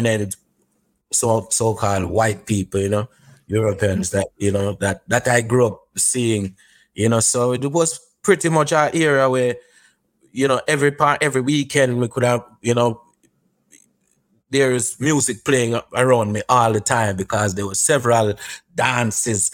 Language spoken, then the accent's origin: English; Racecourse, Clarendon, Jamaica; when I was growing up in Clarendon, in Racecourse Clarendon